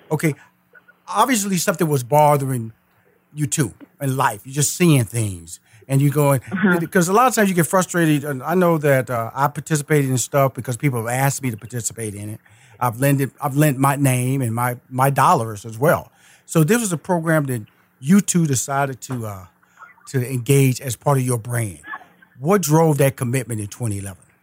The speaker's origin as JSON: {"language": "English", "town": "Houston", "region": "Texas", "country": "United States", "said": "I'm a Texas boy. I'm from Houston, Texas."}